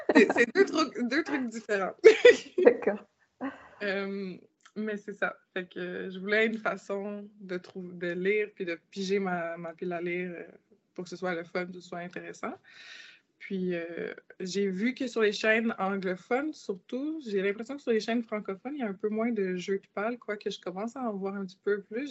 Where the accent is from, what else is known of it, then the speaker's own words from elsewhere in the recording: Quebec, Canada; Je suis née au Québec. Donc, j'ai grandi euh, toute ma vie ici.